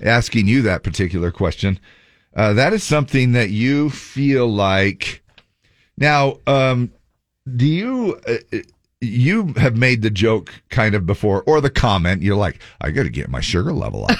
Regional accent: Cottonwood area, Utah, United States; somebody that I grew up with in the Cottonwood area

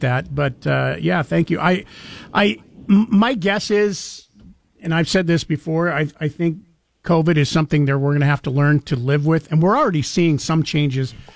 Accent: North Central Idaho, United States; now in Treasure Valley, Idaho, United States; growing up in North Central Idaho, we almost always had a white Christmas

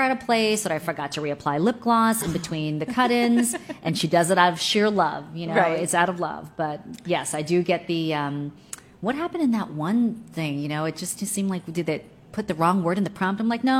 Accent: Maryland, United States; also born or lived in South Korea; I'm a total local girl. Right. I grew up in Prince George's County and Montgomery County, and mm-hmm. I went to the University of Maryland.

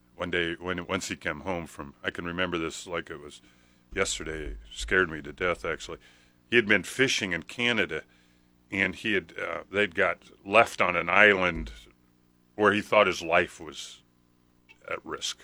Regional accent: Nebraska, United States; I was born in Nebraska. I don't know why I was born on a farm.

